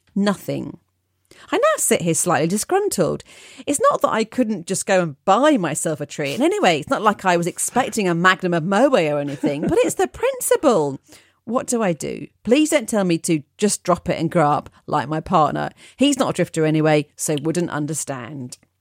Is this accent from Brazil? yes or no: no; United Kingdom; I am too British